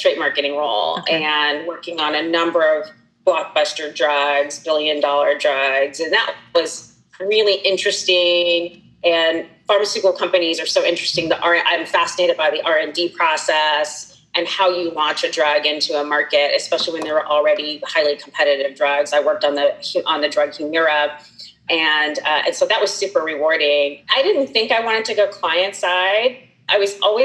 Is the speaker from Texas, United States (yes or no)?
no; California, United States; moved away; also born or lived in Wisconsin; I like to call myself a free-range Californian because I was born and raised in California.